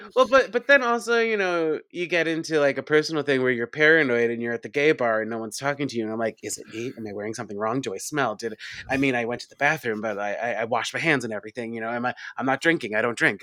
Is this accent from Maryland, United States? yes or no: no; Long Island, New York, United States; now in New York City, United States; I grew up on Long Island.